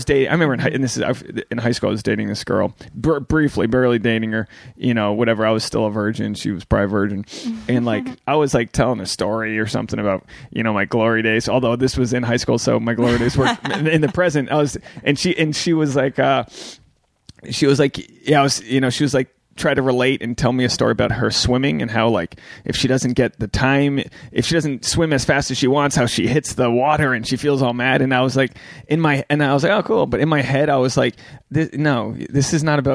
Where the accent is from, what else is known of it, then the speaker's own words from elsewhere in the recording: New England, United States; I'm from New England